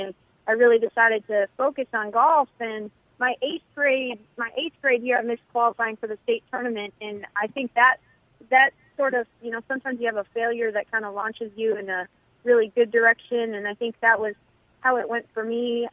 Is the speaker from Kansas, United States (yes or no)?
no; Eagan, Minnesota, United States; moved away; I'm from Eagan. I went to Minnehaha, it's a private Christian school for high school.